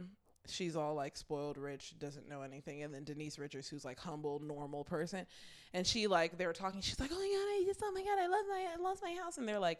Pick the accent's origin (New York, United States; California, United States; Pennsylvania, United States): California, United States; And we're from California